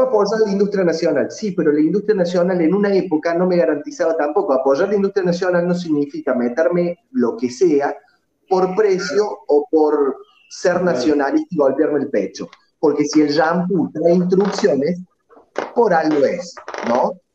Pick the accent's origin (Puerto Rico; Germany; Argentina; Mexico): Argentina; Córdoba; now in Colazo, Argentina; Yo soy oriundo de Córdoba Capital, ahora vivo en Colazo, un pueblito de 10 cuadras por 4 del interior